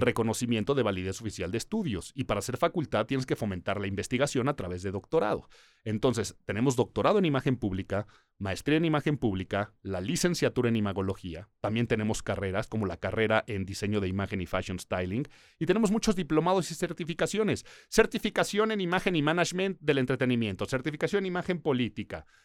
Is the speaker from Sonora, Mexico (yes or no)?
no; Mexico City, Mexico; Nací en Ciudad de México